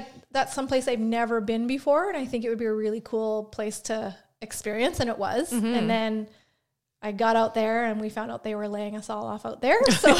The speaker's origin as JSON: {"language": "English", "town": "Saskatoon", "region": "Saskatchewan", "country": "Canada", "tie": "born or raised there", "also_born_or_lived": "Regina / Pike Lake", "said": "I'm from Saskatoon. So I grew up in Saskatoon. My parents moved to Regina for a little bit, but I was young, so I don't really remember living there. And then my parents broke up, split up, and my mom and I moved back to Saskatoon."}